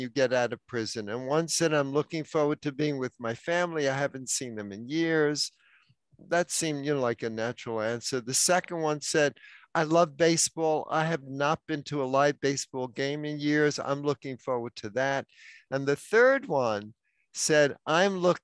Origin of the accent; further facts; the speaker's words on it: New York City, New York, United States; moved away; New York City, my hometown